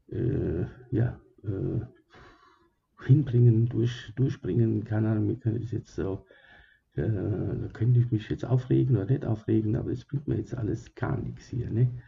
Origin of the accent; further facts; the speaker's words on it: Germany; also born or lived in Sicily, Italy; Äh, ich äh, wurde geboren in Sizilien, ja. Das war vor langer, langer Zeit, ich glaube vor 300 Jahren. Und äh, ja, und als ich ähm, dann zwei Jahre jung war, wurde ich gegangen gekommen nach Germany.